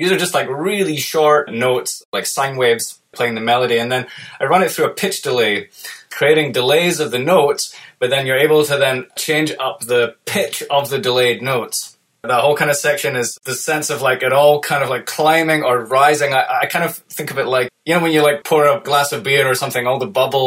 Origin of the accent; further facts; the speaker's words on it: United Kingdom; moved away as an adult; I was dying to, like, leave my home country of the UK and go and live abroad